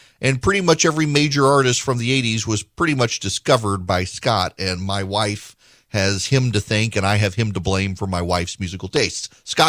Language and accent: English; Dubai, United Arab Emirates; As you are aware, I grew up in Dubai.